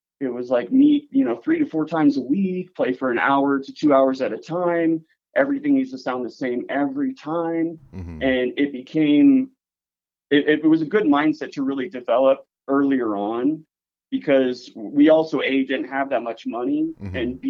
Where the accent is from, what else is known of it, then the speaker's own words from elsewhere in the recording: Paradise, California, United States; moved away as an adult; also born or lived in San Francisco, California; now in Minnesota, United States; I'm originally from Paradise, California. Okay. So my hometown burnt down quite some time ago.